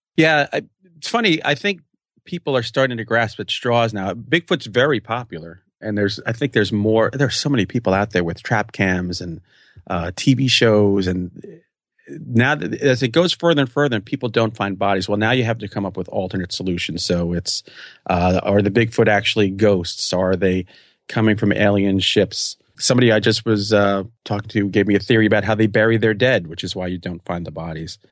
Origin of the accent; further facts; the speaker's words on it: New York, United States; I'm a New Yorker